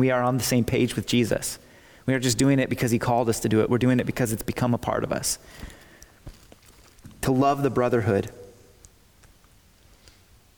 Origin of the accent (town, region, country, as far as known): United States